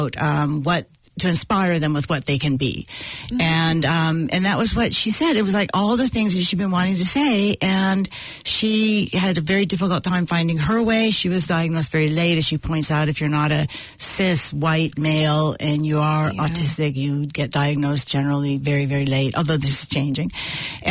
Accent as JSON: {"language": "English", "region": "California", "country": "United States", "tie": "born or raised there", "said": "Growing up in California"}